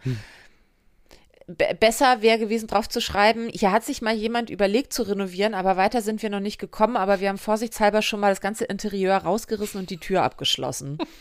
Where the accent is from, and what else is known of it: Hamburg, Germany; born or raised there